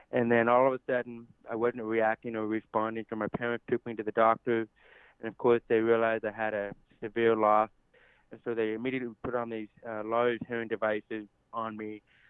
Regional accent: United States; accent: deaf; And so with my deaf accent, I know many people have asked if I'm from Canada or if I'm from England. And I always take it as a compliment because I love their accent. But no, I'm from right here in the United States of America.

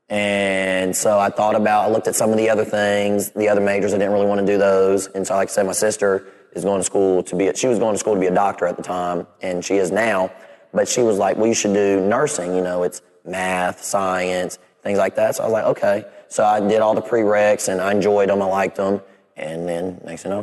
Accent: Clemson, South Carolina, United States; growing up in Clemson, you don't know anything but Clemson.

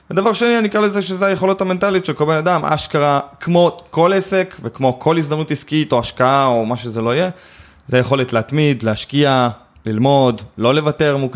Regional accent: Eli, West Bank, Palestine; אני גדלתי ביישוב שנקרא עלי, אני מתנחל במקור

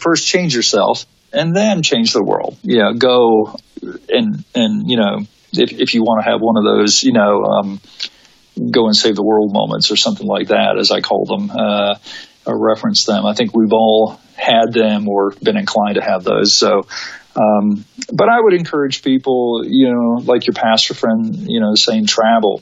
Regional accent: United States; we think as Americans

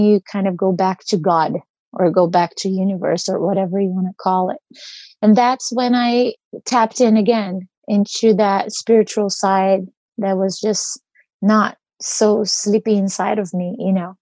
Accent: Brazil; moved away as an adult; now in United States; So I grew up in Brazil and I moved to the US when I was 23.

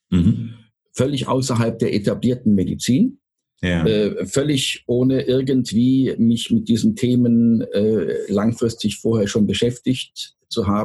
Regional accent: Röndorf, North Rhine-Westphalia, Germany; now in Odesa, Ukraine; Ich habe äh, meine, meine Wiege im, äh, im Rheinland, in Röndorf. Äh, wir mhm. waren Nachbarn von Adenauer, als ich ganz mhm. klein

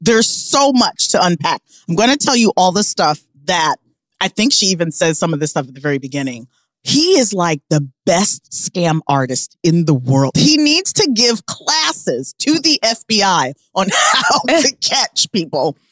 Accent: Omaha, Nebraska, United States; now in New York City, United States; I'm from Omaha

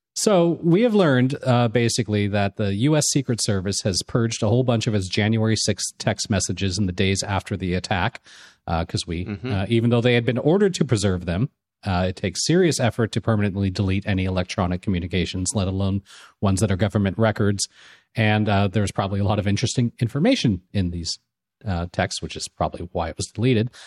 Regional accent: Los Angeles, California, United States; growing up in Los Angeles and the Los Angeles area

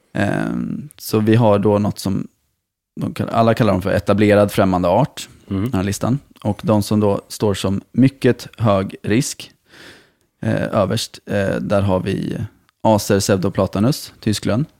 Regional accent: Malmö, Skåne, Sweden; som Malmöbo

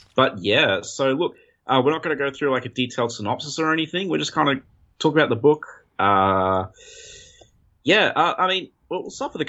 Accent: Australia

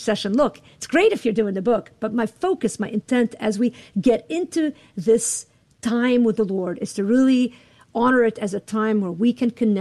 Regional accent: Lebanon; now in Chicago, United States; I live in Chicago. I'm from Lebanon.

